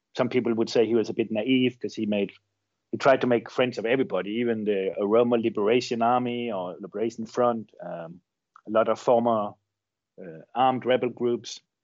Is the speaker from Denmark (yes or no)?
yes; Denmark; moved away as an adult; now in Chile; I grew up in Denmark, um, I've lived most of my adult life in Chile.